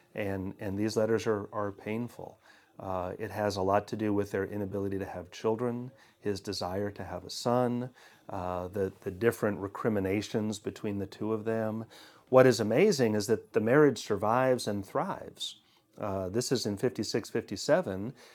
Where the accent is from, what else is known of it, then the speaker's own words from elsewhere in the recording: Seattle, Washington, United States; now in Lexington, United States; I'm from Seattle